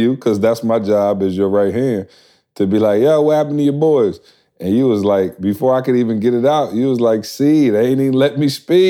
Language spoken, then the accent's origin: English; Lansing, Michigan, United States; now, y'all know I'm from Lansing, born and raised.